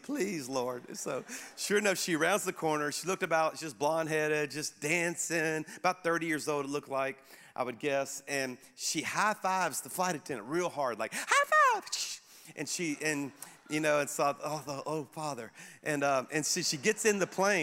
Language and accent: English; Baton Rouge, Louisiana, United States; now in Birmingham, United States; I was back in my hometown of Baton Rouge, Louisiana, to speak at my home church